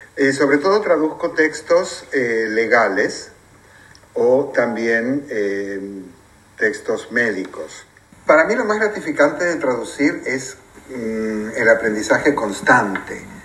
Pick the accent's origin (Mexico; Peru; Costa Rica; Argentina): Argentina; also born or lived in Spain; now in United Kingdom; soy de Argentina y viví 11 años también en España